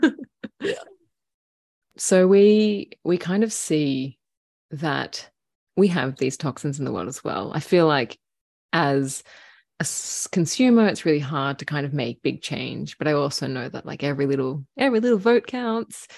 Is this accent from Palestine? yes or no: no; Australia; growing up in Australia